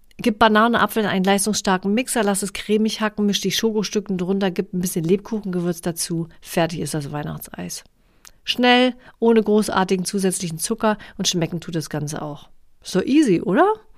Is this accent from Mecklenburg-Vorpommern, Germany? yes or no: yes; Mecklenburg-Vorpommern, Germany; Ich komme ja aus, aus Mecklenburg-Vorpommern